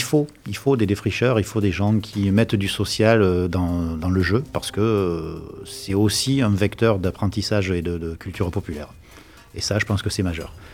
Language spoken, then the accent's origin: French; Provence-Alpes-Côte d'Azur, France; accent: provençal; j'ai un petit accent provençal quelque part